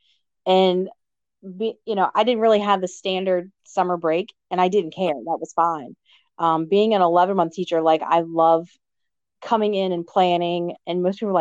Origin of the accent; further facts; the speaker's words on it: Amelia County, Virginia, United States; I'm from Amelia County, okay. One stoplight, but, you know, great community.